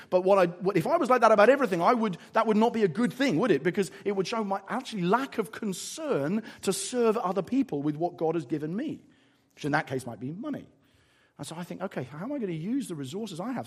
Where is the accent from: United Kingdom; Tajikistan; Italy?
United Kingdom; England; I'm quite English about it